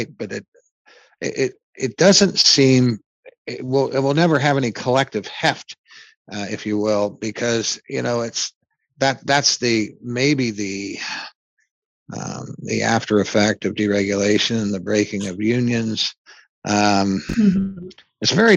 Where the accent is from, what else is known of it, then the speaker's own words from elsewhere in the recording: Indiana, United States; we're both from Indiana